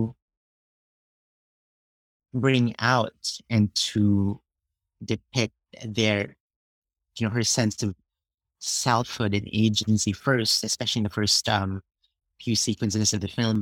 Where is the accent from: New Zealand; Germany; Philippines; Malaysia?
Philippines; moved away as an adult; now in United States; I was born and grew up in the Philippines